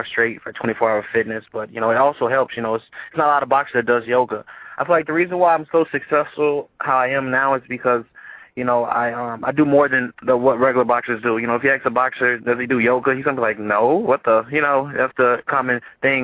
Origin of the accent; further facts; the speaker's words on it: Chicago, Illinois, United States; Growing up in Chicago, I'm from Chicago, Illinois. So growing up in Chicago, it was like, you know, you got to fight every day.